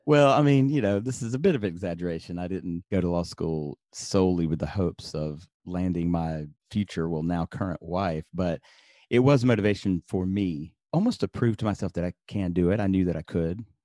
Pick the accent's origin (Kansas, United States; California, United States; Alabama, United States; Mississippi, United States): Alabama, United States; Birmingham; moved away as an adult; also born or lived in upstate New York; I grew up in, uh, Birmingham, Alabama